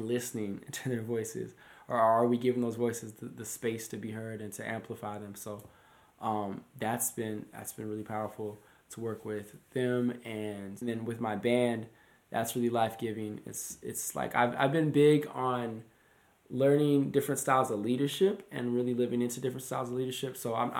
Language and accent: English; North Dakota, United States; moved away as an adult; also born or lived in New York / Minneapolis; coming from North Dakota, small city